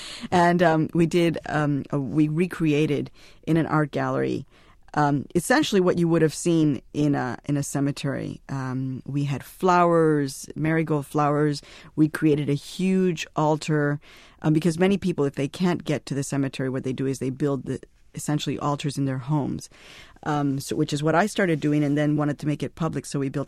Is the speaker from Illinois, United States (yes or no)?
yes; Chicago, Illinois, United States; now in New York, United States; And I had been growing up in Chicago, so there never really was a place for me to go.